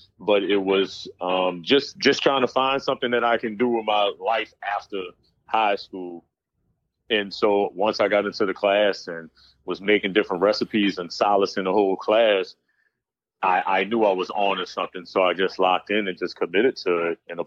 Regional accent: New Orleans, Louisiana, United States; now in Dallas, United States; I'm from New Orleans, Louisiana, a private chef currently residing in Dallas, Texas right now

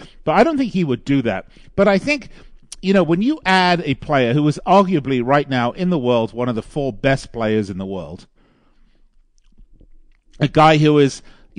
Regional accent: Las Vegas, Nevada, United States; my hometown of Las Vegas

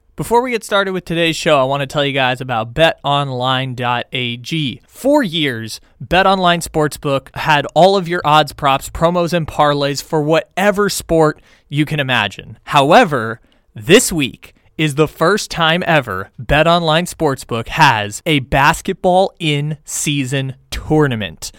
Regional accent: Sacramento, California, United States; my hometown, Sacramento

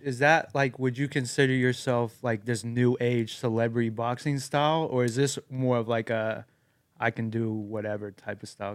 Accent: Nashville, Tennessee, United States; I grew up in Green Hills

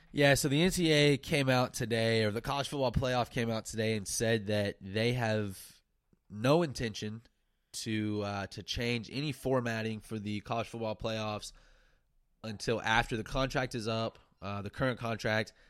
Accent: Silver Springs, United States; moved away as an adult; back to my hometown, Silver Springs

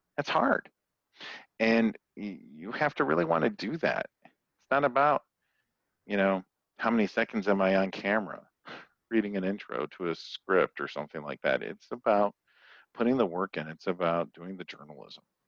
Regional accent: Toledo, Ohio, United States; moved away as an adult; also born or lived in Phoenix; My next door neighbor growing up in Toledo, Ohio was a TV weatherman

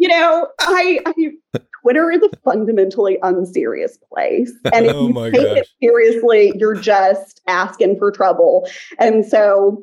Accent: Texas, United States; I'm from Texas

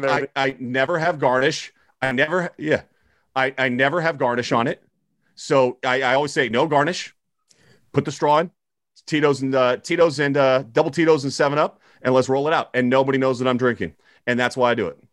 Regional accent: Southern California, United States; I was from Southern California

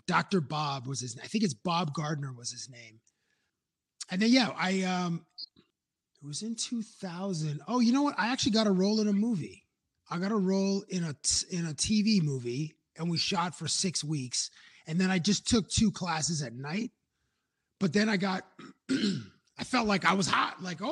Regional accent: Toronto, Ontario, Canada; also born or lived in Cambridge, Ontario; I'm originally from Toronto and I still had friendships. We moved from Toronto to Cambridge when I was 12

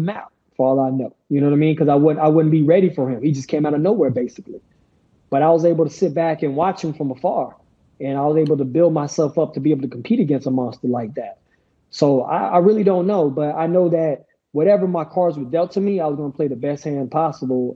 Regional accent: United States; as American athletes who represent the United States of America

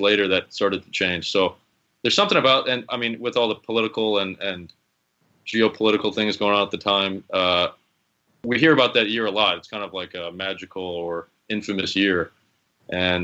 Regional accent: Chicago, Illinois, United States; I grew up in Chicago

